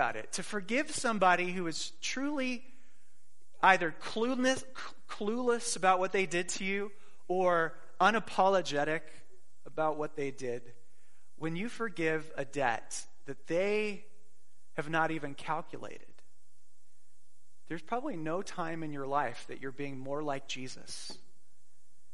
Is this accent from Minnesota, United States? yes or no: no; Phoenix, Arizona, United States; moved away; I grew up in Phoenix and we went to the Fiesta Bowl quite a bit as children